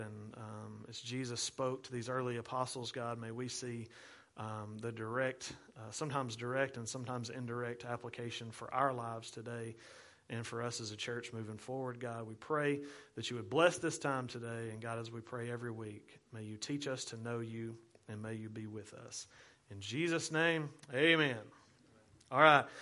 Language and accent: English; United States; as American Christians in the twenty-first century